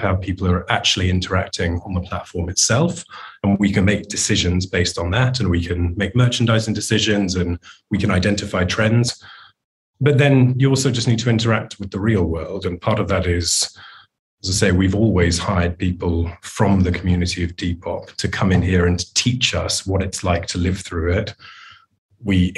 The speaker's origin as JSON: {"language": "English", "country": "United Kingdom", "said": "I'm a British man in my 40s"}